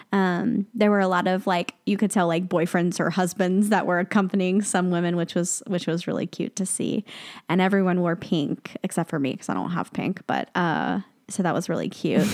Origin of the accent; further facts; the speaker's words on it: the South, United States; I'm from the South